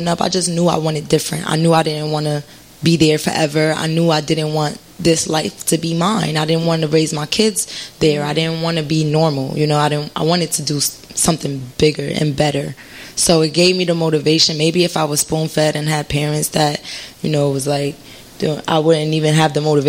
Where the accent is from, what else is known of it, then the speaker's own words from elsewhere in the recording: Passaic, New Jersey, United States; I'm from Passaic